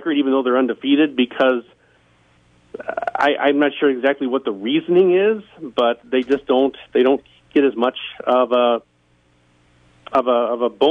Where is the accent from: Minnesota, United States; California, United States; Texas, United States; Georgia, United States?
Minnesota, United States; Minneapolis; I grew up in the suburbs of Minneapolis